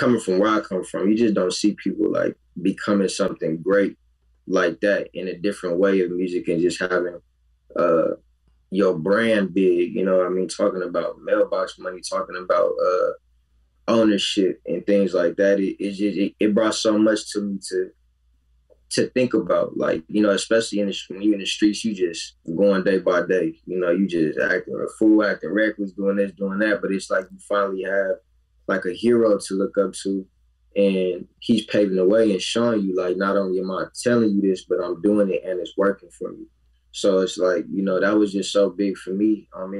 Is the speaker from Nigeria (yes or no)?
yes; Nigeria; Me being Nigerian.